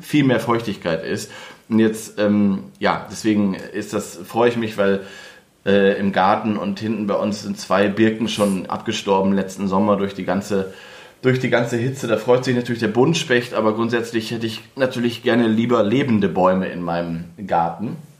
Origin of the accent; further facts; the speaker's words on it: the Northwest, northwest Germany, Germany; moved away; ich komme ja aus dem Nordwesten